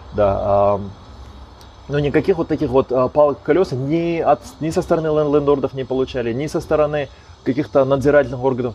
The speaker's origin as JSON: {"language": "Russian", "town": "Almaty", "country": "Kazakhstan", "moved": "as an adult", "lives_now": "Astana, Kazakhstan", "said": "Исторически мы как бы из Аста-, из Алматы в Астане как бы пожили какое-то время"}